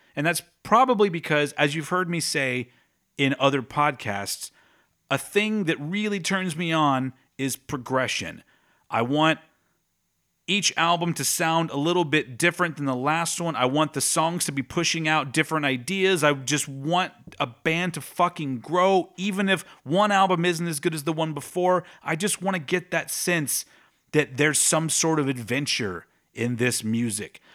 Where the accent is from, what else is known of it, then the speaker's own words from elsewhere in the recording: Texas, United States; my home state of Texas